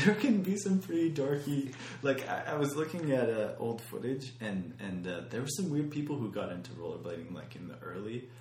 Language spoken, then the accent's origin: English; Canada